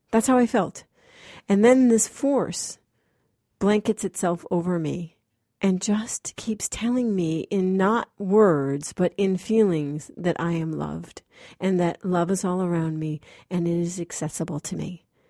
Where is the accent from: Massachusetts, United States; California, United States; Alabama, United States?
Massachusetts, United States; moved away as an adult; I'm this actress from Massachusetts